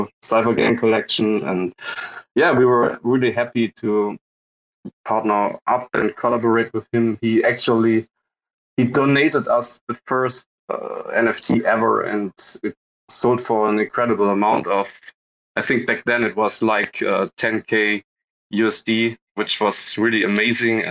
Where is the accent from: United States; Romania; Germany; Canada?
Germany; We are also coming from Germany